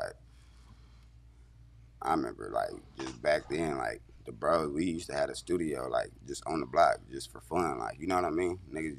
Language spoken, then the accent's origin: English; San Diego, California, United States; I'm from Skyline, California, you know, but shit, I pretty much grew up, like, down there, everywhere in the Southeast, for real.